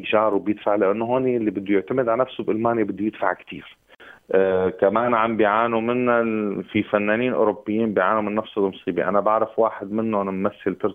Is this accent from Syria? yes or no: yes; Syria; now in Germany; انا كسوري